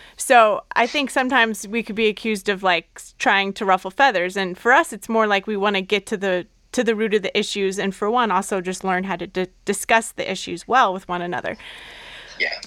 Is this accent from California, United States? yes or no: yes; Southern California, United States; I'm from Southern California